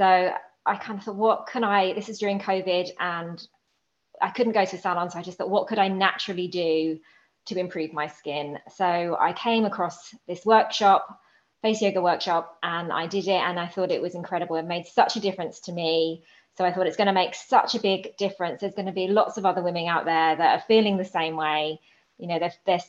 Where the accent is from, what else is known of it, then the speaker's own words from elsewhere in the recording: United Kingdom; now in Maryland, United States; I'm born and bred in Britain, but I am now living here in the USA